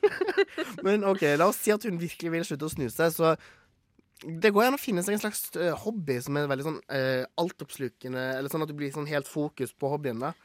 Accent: Gloppen, Vestland, Norway; Er Gloppen kommune der, der jeg kommer fra

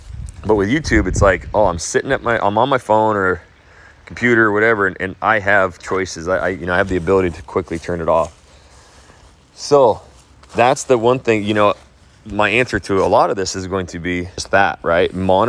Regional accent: Phoenix, Arizona, United States; moved away; I'm from Phoenix, Arizona.

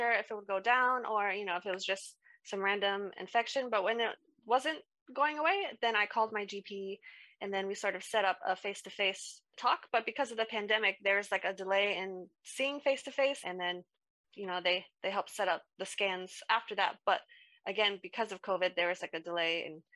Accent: United States; moved away as an adult; now in United Kingdom; I'm from America, so I moved here to the UK in 2019

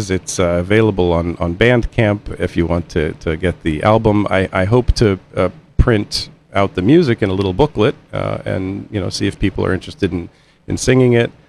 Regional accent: Midwest, United States; I grew up in the Midwest.

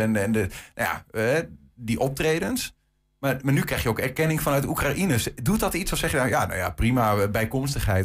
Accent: Netherlands; ik ben eh, een, Nederlander

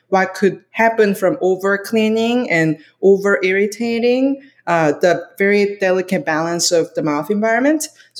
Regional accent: South Korea; moved away; I'm from Korea

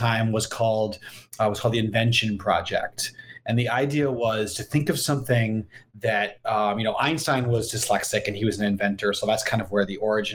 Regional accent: Massachusetts, United States; I grew up in Massachusetts.

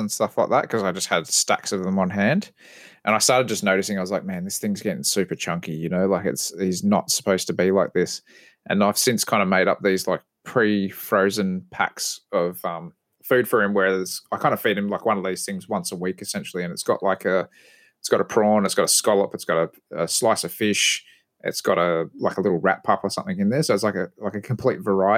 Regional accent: Australia; we're Australian

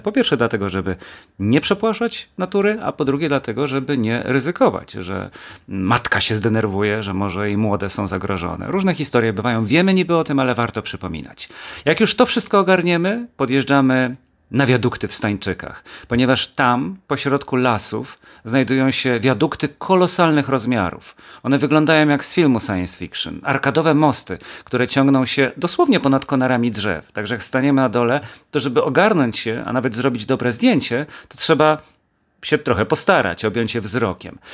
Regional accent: Kielce, Świętokrzyskie Voivodeship, Poland; moved away as an adult; also born or lived in Gliwice, Poland; będąc najpierw w Kielcach jako kielczanin

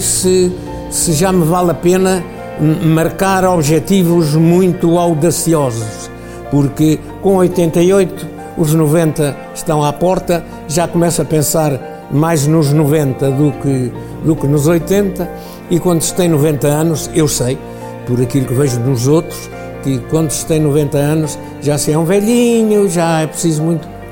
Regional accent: Sabugosa, Viseu, Portugal; Nasci em Sabugosa, okay. Sabugosa no Conselho de Tondela.

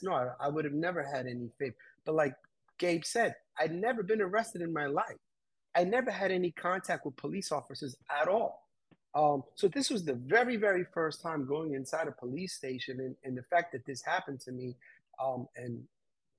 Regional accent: New York City, New York, United States; being raised in New York City. I had a few encounters where growing up in Queens

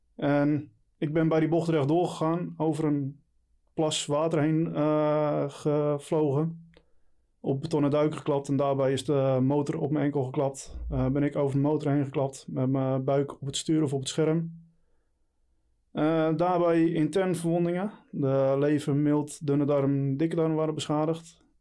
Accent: Texel, North Holland, Netherlands; moved away as an adult; now in Leiden, Netherlands; 38 jaar, geboren en getogen op Texel.

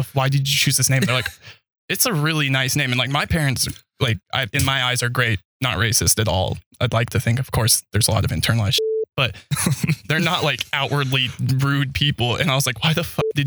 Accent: Idaho Springs, Colorado, United States; also born or lived in Logan, Utah; I was born in Logan, Utah. Yeah, Mormon Central. That's why my parents moved me out of there. They were not Mormon. Grew up in Idaho Springs, Colorado.

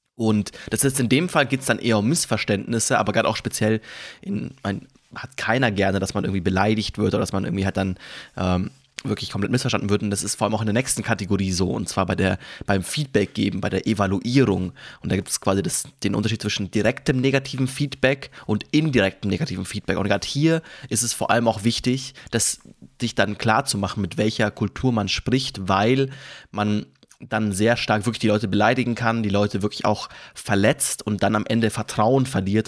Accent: Germany; als Deutsche

